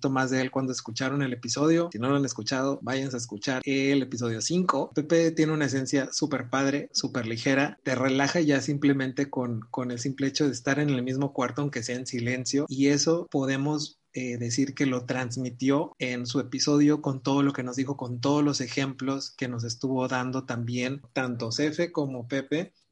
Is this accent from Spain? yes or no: no; Jalisco, Mexico; soy de Jalisco, mexicano, claro.